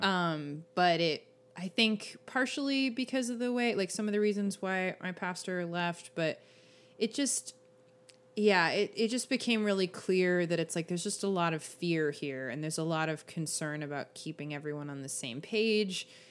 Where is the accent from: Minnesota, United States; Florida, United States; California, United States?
California, United States; Los Angeles